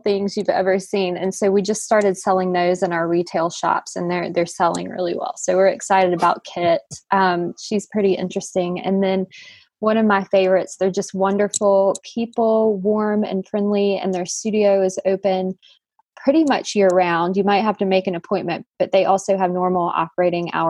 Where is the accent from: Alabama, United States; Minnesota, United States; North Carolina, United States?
North Carolina, United States; the Piedmont; also born or lived in Raleigh, North Carolina / Boone, North Carolina; now in Burnsville, United States; I grew up in the Piedmont, so really not too far away.